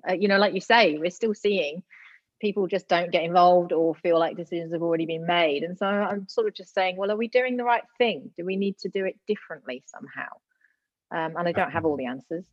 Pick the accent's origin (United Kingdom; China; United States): United Kingdom; Gloucester, South West England; moved away as an adult; also born or lived in Leeds, United Kingdom / London, United Kingdom; now in Adelaide, Australia; I'm originally from the UK, born and bred Gloucester girl.